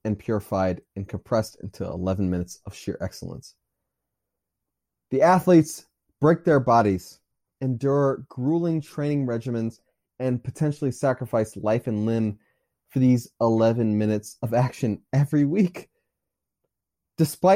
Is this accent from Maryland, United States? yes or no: yes; Maryland, United States; I'm from Maryland.